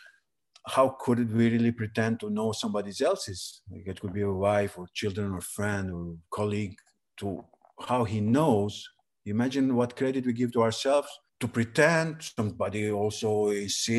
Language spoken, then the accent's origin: English; Preševo, Pčinja District, Serbia; English is a second language; moved away as an adult; also born or lived in Kosovo / Albania; now in Tirana, Albania; my origin actually is from Preševa, a place in Serbia with Albanians. Then I lived there 18 years till the high school